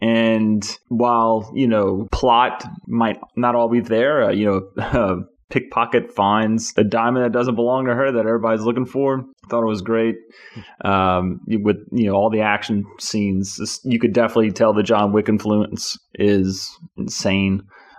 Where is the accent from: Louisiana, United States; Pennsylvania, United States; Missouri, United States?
Louisiana, United States; Morton; born and raised in Morton, Louisiana.